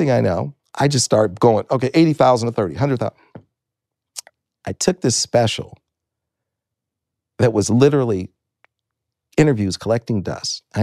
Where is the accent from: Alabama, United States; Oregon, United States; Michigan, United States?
Michigan, United States; Detroit; I'm originally from Detroit, Michigan. And I said, My dad worked at Ford Motor Company, my granddaddy worked at Great Lakes Steel.